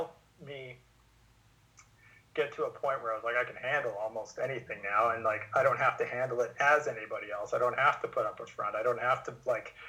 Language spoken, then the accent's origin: English; Vernon, British Columbia, Canada; I've been working with a psychologist in Vernon, my hometown